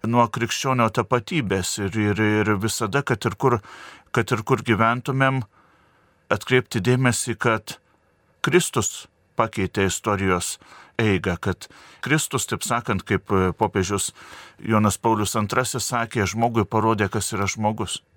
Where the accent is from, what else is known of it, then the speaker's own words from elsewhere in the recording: Lithuania; nepamiršti, nepamiršti pačių savęs, nepamiršti, kad, e, kad esam lietuviai.